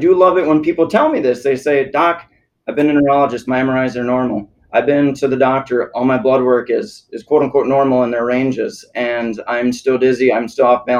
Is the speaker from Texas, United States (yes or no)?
no; South Dakota, United States; also born or lived in Minnesota; now in Naples, United States; I'm in South Dakota